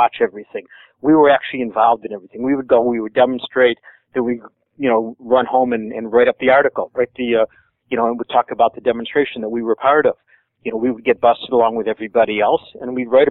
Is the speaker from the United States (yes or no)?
yes; Michigan, United States; I'm from Michigan